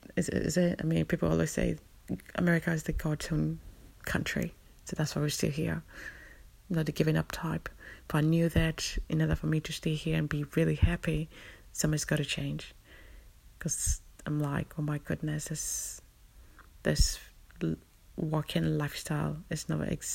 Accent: London, United Kingdom; I'm a Londoner

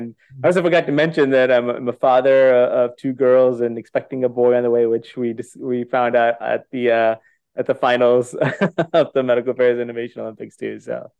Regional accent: Canada; also born or lived in India / California / Europe; I was born in India, grew up in Canada, matured in California, and educated in Europe.

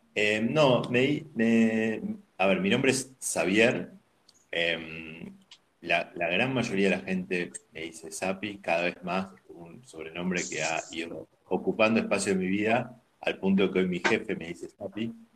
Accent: Buenos Aires, Argentina; Yo soy de Capital, eh, siempre, siempre viví en Capital

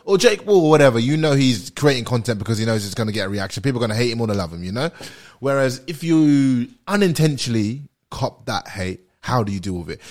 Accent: London, United Kingdom; moved away as an adult; also born or lived in Kentucky / Atlanta; now in Australia; I'm black and British and I'm from London

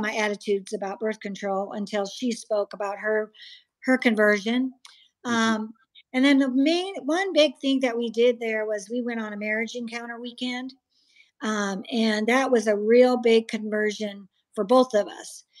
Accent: Iowa, United States; also born or lived in Georgia; now in Arizona, United States; I was born and raised in Iowa in a Calvinist family, reformed

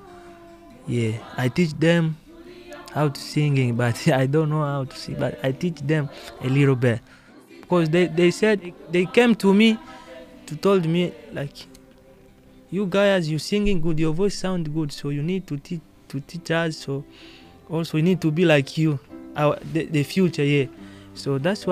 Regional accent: Baraka, South Kivu, DR Congo; now in New Haven, United States; I am from Congo, but the city of Congo is Baraka. That's where I am from

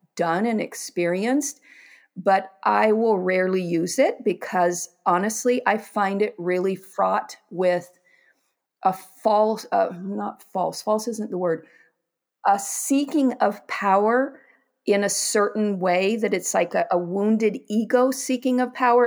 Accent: Pacific Northwest, United States; I grew up in the Pacific Northwest

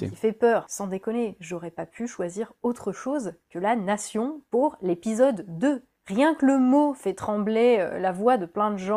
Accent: France; c'est parce que c'est nous qui avons défini quelle était notre idée de nation en tant que Français

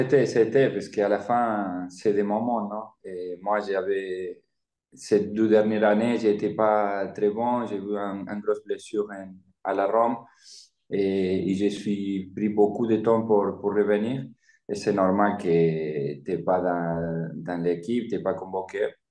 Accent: Argentina; French is a second language; moved away as an adult; also born or lived in Italy; je viens de l'Argentine

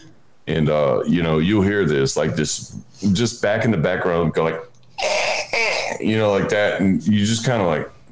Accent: Houma, Louisiana, United States; I grew up in South Louisiana, like in Houma, Louisiana

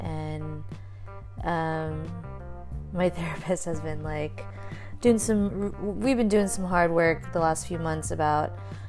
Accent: Philippines; is that disrespecting my culture

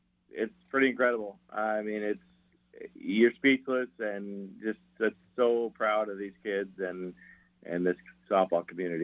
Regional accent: Western Washington, United States; I'm from Western Washington. I've lived over here my whole life

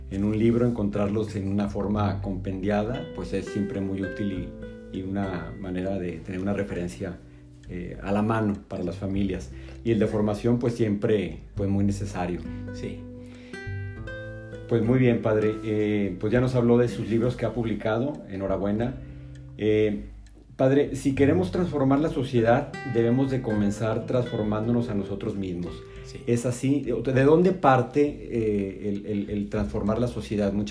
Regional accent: León, Guanajuato, Mexico; quien es paisano mío, ambos somos de León, México.

